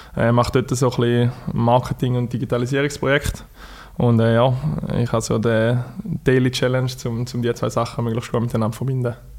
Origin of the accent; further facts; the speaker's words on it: Thurgau, Switzerland; accent: Thurgau dialect; Thurgau gehört man eventuell an meinem Dialekt.